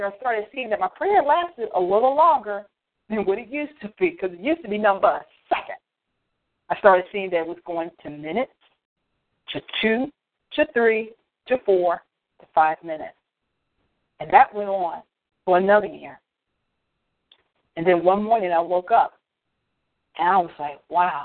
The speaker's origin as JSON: {"language": "English", "town": "Frederick", "country": "United States", "tie": "born or raised there", "said": "here in my hometown, Frederick"}